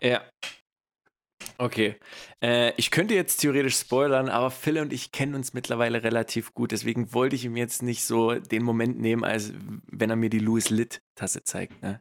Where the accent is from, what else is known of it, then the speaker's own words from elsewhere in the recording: East Germany, Germany; accent: ostdeutsch (East German); moved away; mein ostdeutscher Dialekt